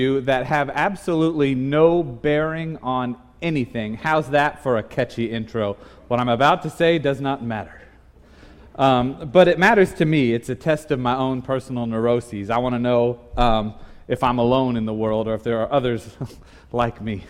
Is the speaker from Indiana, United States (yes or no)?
yes; Indiana, United States; moved away as an adult; I grew up in Indiana, so we didn't have Price Chopper or Hy-Vee growing up